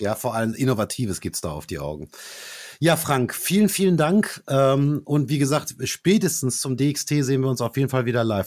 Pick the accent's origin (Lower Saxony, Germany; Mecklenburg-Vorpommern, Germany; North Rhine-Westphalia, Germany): North Rhine-Westphalia, Germany; Dortmund; bei uns in Dortmund